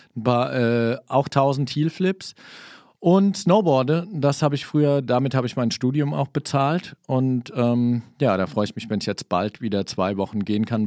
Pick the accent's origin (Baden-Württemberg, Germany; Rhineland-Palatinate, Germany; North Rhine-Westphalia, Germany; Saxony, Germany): Rhineland-Palatinate, Germany; Kaiserslautern; also born or lived in Saarland; Ich bin in Kaiserslautern geboren, ähm, war dann im Saarland, hab da studiert.